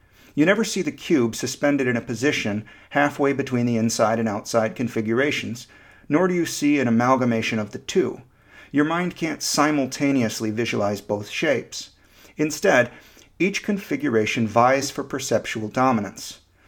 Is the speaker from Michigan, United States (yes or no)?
yes; Michigan, United States; moved away as an adult; also born or lived in Florida; Growing up in Michigan, I had no real sense of the place, of what it meant to be from Michigan rather than, say, North Carolina or Nicaragua. I moved to Central Florida at the age of 19